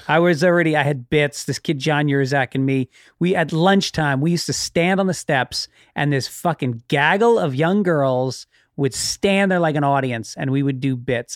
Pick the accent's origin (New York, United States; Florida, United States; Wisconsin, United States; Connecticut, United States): New York, United States; Tarrytown; where I grew up in Tarrytown, there was a lot of black kids